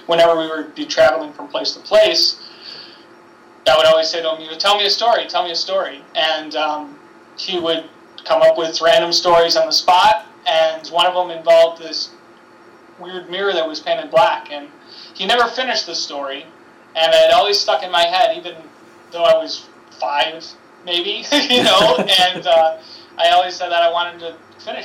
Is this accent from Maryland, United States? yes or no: no; Buffalo, New York, United States; I'm able to stay at my hometown